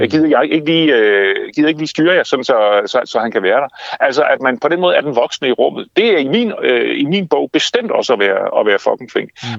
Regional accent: Denmark; vi danskere, nogle af verdens lykkeligste mennesker

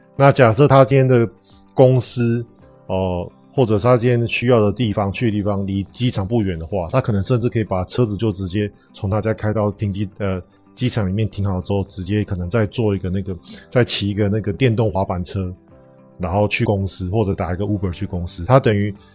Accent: Taiwan; 那我们台湾人到底有没有机会可以跟这个美美一样，能，能够全世界飞呢

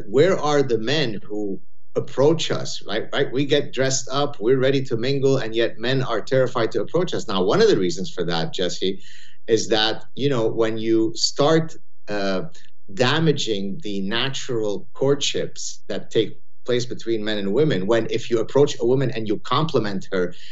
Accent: Lebanon; moved away; I had a very rough childhood growing up in Lebanon

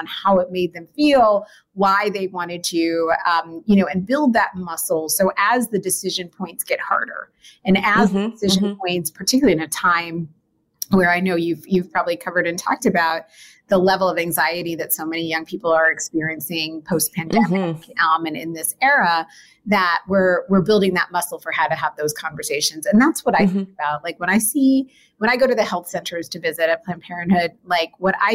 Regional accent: New Jersey, United States; We grew up in the New Jersey area

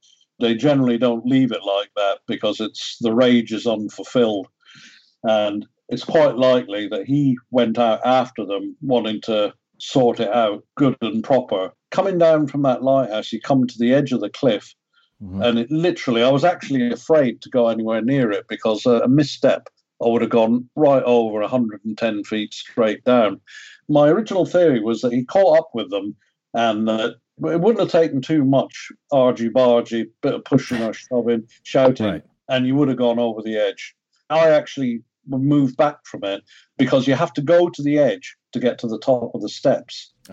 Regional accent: Ireland; moved away; I'm from Ireland originally.

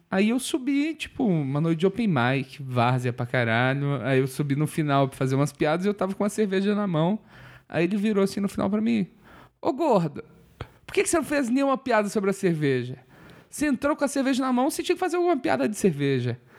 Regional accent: Viçosa, Minas Gerais, Brazil; Eu sou de Viçosa

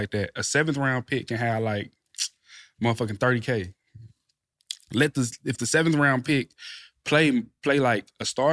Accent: Texas, United States; moved away as an adult; now in Indianapolis, United States; I'm from Texas.

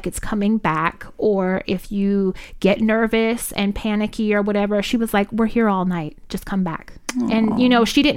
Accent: Richmond, California, United States; I'm from North Richmond. That's where I grew up. That's my side of town

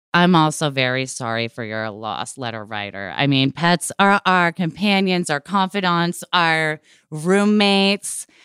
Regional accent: Portland, Oregon, United States; I grew up in Portland, Oregon in the late eighties, early nineties

